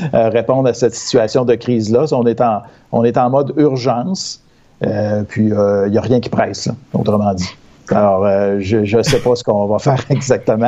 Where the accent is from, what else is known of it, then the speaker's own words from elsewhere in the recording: Victoriaville, Quebec, Canada; chez nous à Victo